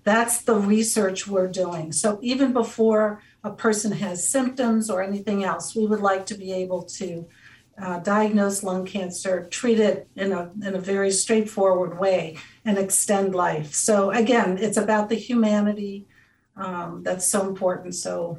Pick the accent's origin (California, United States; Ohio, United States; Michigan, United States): Ohio, United States; Cincinnati; I grew up in Cincinnati. Yeah. Which is like Northern Kentucky is part of Cincinnati. And I worked so hard to get rid of my twang